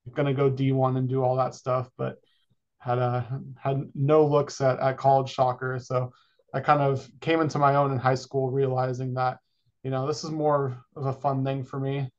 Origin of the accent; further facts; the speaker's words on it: Folsom, California, United States; moved away as an adult; now in Arizona, United States; born and raised in Folsom, California